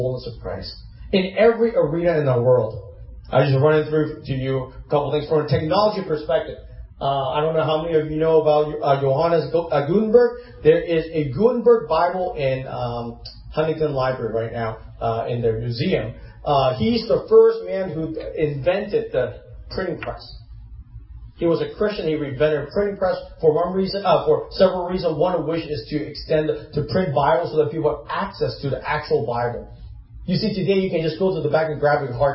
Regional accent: Hong Kong; moved away; I grew up in Hong Kong. I was born there.

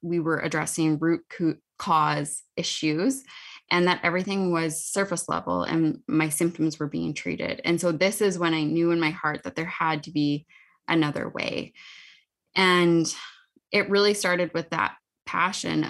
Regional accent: Saskatoon, Saskatchewan, Canada; I am from Saskatoon, Saskatchewan. So I live not too far away from Meg

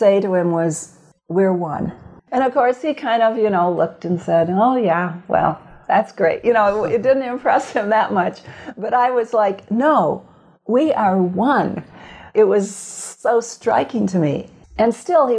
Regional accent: Grand Rapids, Michigan, United States; now in Fairfield, United States; Born and raised in Grand Rapids, Michigan

